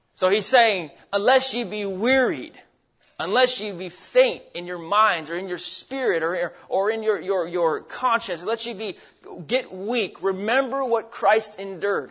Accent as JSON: {"language": "English", "region": "Alaska", "country": "United States", "tie": "born or raised there", "also_born_or_lived": "Arizona", "moved": "as an adult", "lives_now": "Idaho, United States", "said": "I grew up in Alaska."}